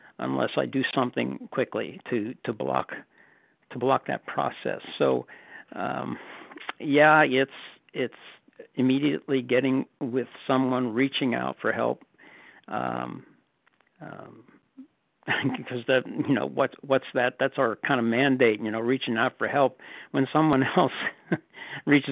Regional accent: the North, Northern United States, United States; moved away as an adult; now in Southern United States; I'm a Northerner retired in the South

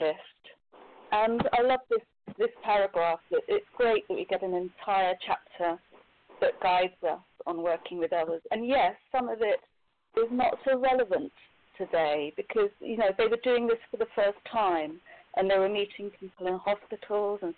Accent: Scotland, United Kingdom; I'm from Scotland in the United Kingdom

